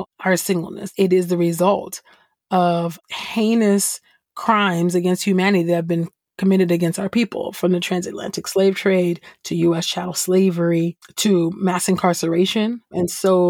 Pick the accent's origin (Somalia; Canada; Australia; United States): United States; California; I'm originally from California. I was definitely a church kid